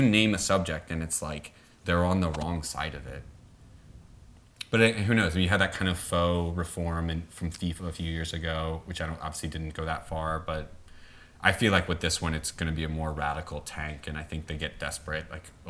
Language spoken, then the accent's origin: English; the South, United States; as I was from the South, and it reminds me of the debutante system